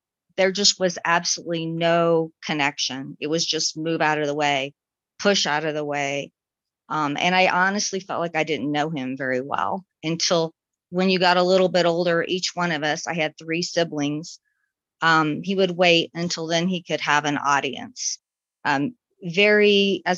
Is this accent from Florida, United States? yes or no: yes; Florida, United States; I was born in Florida